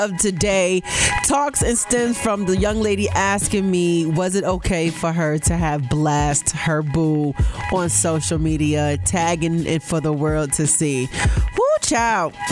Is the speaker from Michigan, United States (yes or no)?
no; Buffalo, New York, United States; Call it in from my hometown of Buffalo, New York.